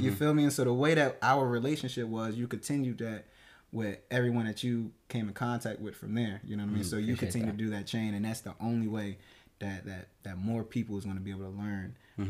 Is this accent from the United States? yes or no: yes; Plainfield, New Jersey, United States; also born or lived in Newark; Born and raised in New Jersey, from Newark. You know what I mean? Grew up in Plainfield. Went to school in St. Peter's Prep in Jersey City